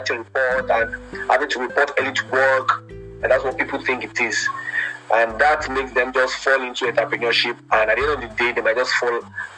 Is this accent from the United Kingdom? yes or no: no; Nigeria; as a Nigerian